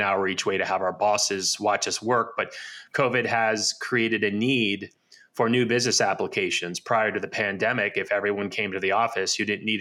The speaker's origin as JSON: {"language": "English", "region": "New Jersey", "country": "United States", "tie": "born or raised there", "moved": "yes", "lives_now": "Arizona, United States", "said": "I grew up in the United States in New Jersey."}